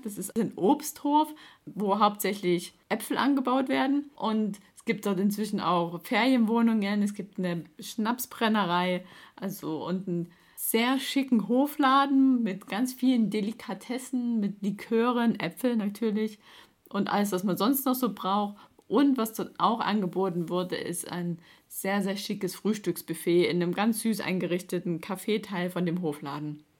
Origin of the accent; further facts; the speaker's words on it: Baden-Württemberg, Germany; bei uns in Baden-Württemberg